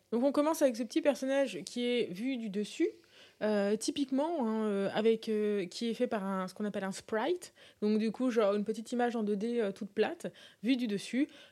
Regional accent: France; Nous, en tant que Français

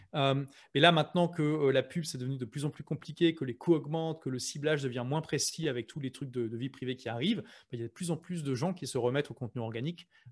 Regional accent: Lille, Hauts-de-France, France; moved away as an adult; now in London, United Kingdom; moi je suis de Lille

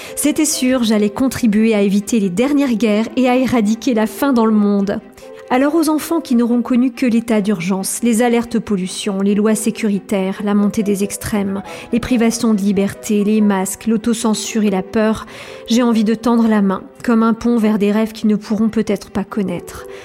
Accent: Colmar, Grand Est, France; Je suis née en 1978 à Colmar

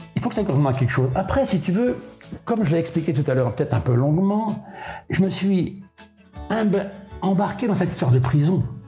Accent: Molène, Brittany, France; also born or lived in Brest; je suis pas né à Molène, je suis né à Brest, ma mère est venue accoucher à Brest, mais mes, mes deux parents habitaient Molène

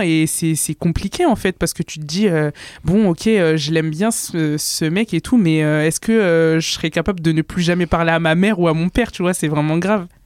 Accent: France; je suis 100% comorienne, mais je suis née en France, donc quelque part, je suis, française

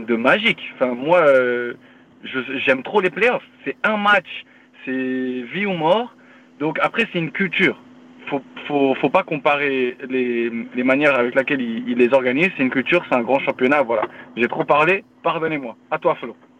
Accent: Paris, Île-de-France, France; moved away as an adult; now in Philadelphia, United States; je viens de Paris, 78, je représente

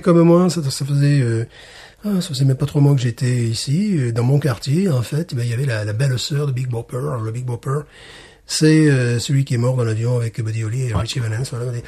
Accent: Alès, Occitania, France; ma ville natale

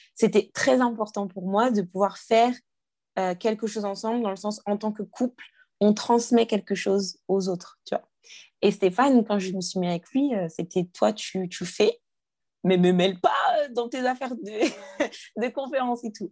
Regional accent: Guadeloupe; j'ai grandi dans une famille. On est guadeloupéen

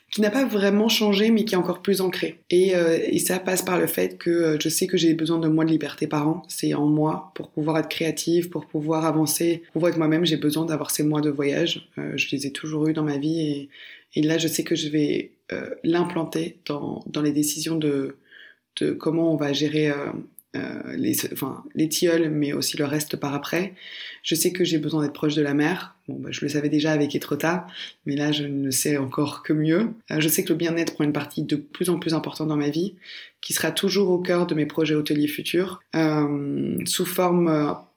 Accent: Belgium; parce que oui, je viens de Belgique et je connais mon pays. Par contre, qui je suis et ce que je représente a été énormément inclus par les pays dans lesquels j'ai vécu. Donc aujourd'hui, euh, bien sûr, je suis belge d'origine.

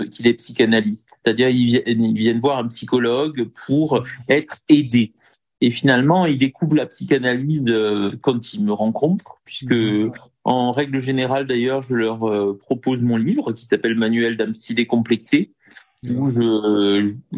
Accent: Bastia, Corsica, France; je suis corse, originaire de Bastia.

